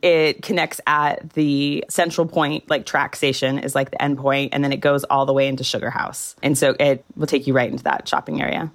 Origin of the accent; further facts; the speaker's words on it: Orange County, Southern California, United States; moved away as an adult; now in Salt Lake City, United States; I grew up in Southern California